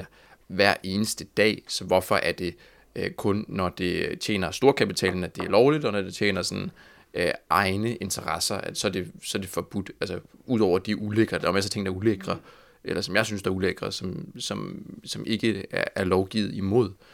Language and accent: Danish; Copenhagen, Capital Region of Denmark, Denmark; Jeg er fra Amager